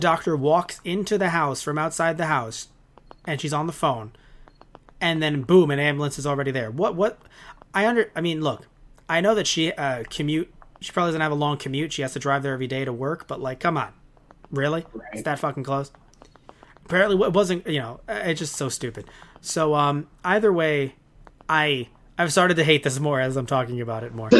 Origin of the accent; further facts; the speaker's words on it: New York City, New York, United States; I as a New Yorker